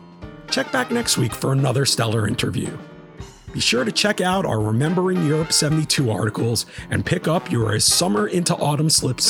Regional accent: New York, United States; I am excited for the Beacon run as a New Yorker.

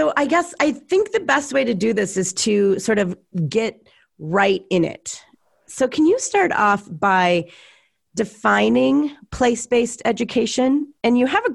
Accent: Potosi, Wisconsin, United States; My hometown is also the setting of the infamous YouTube channel, How Farms Work

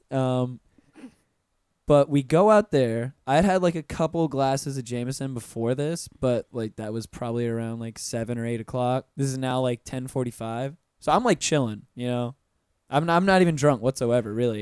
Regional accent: Pensacola, Florida, United States; moved away as an adult; also born or lived in Orlando, Florida; I'm originally from Pensacola, and when I moved down to Orlando uh, right after I graduated high school

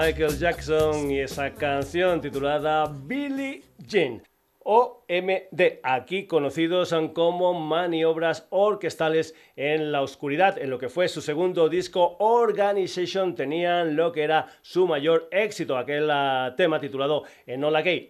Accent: Spain; como el Guadiana de mi tierra

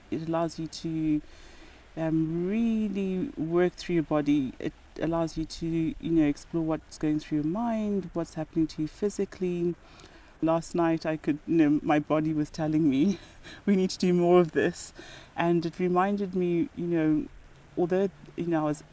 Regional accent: Zimbabwe; moved away as an adult; also born or lived in Mutare, Zimbabwe / Harare, Zimbabwe / Bulawayo, Zimbabwe; now in United Kingdom; I grew up in Zimbabwe. Very lucky in that I managed to live in all three major cities. So I was born in Mutare

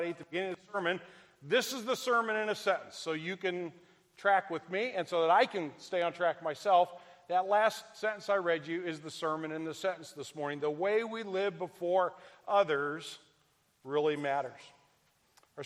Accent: Midwest, United States; I'm from the Midwest, so we're just as stubborn as y'all.

